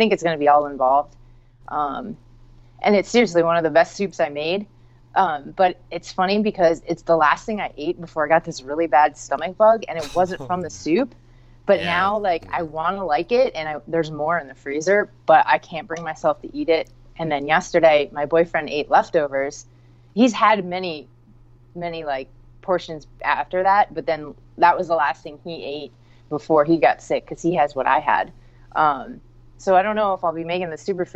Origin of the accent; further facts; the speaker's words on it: West Chester, Pennsylvania, United States; moved away as an adult; also born or lived in Brooklyn, New York; I grew up in Westchester, Pennsylvania